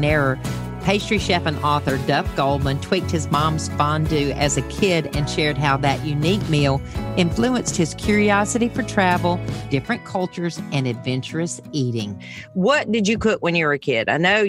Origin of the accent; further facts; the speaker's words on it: the South, United States; I'm from the South.